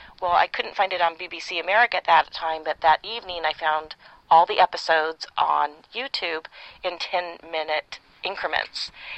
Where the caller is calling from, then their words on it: California, United States; I'm recording this from Northern California, where I live.